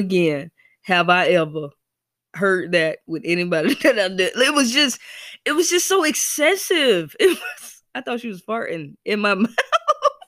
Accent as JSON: {"language": "English", "region": "the South", "country": "United States", "moved": "yes", "said": "I'm from the South"}